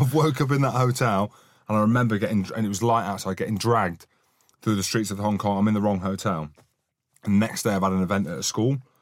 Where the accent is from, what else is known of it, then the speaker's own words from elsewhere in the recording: Scotland, United Kingdom; I'm Scottish